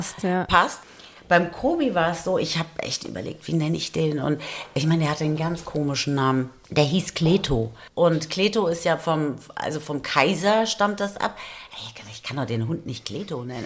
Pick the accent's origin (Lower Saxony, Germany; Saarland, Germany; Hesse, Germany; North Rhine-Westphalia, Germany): Hesse, Germany; Taunus; now in Frankfurt, Germany; ich komme ja aus dem Taunus eigentlich